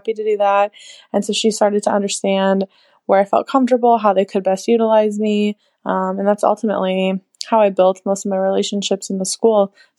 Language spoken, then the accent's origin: English; Iowa, United States; Hey, Lauren. … I'm from Iowa.